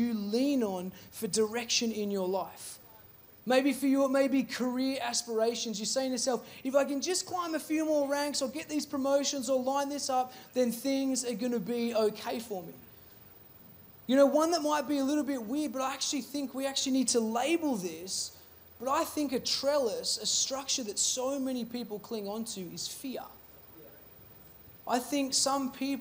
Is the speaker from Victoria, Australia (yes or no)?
yes; Seymour, Victoria, Australia; I grew up in Seymour